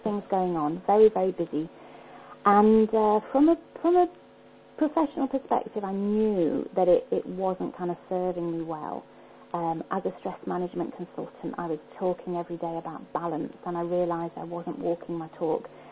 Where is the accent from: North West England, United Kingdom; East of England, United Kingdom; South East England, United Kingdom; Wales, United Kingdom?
North West England, United Kingdom; Liverpool; moved away as an adult; now in Scotland; I was born in Liverpool.